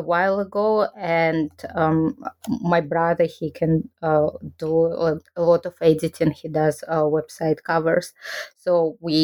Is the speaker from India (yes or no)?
no; Kazakhstan; moved away as an adult; now in Japan; I'm originally from Kazakhstan, and I studied Japanese language when I was there for my undergraduate degree.